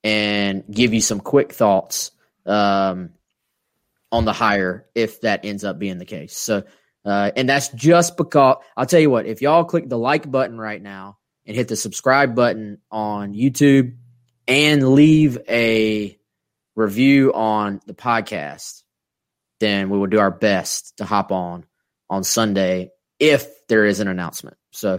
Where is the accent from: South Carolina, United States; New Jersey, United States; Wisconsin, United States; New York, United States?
South Carolina, United States; We're from South Carolina, so we talk slow.